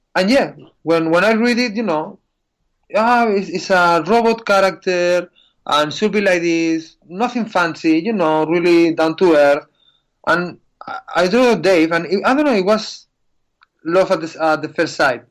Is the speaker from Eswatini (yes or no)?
no; Spain; English is a second language; I'm from Spain